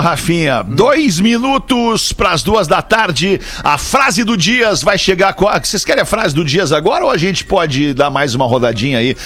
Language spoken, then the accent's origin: Portuguese; Brazil; eu sou do Brasil, falo português